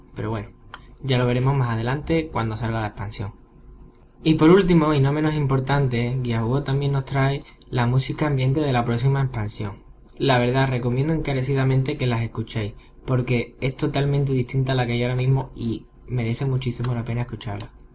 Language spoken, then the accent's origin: Spanish; Seville, Andalusia, Spain; soy un guaguero sevillano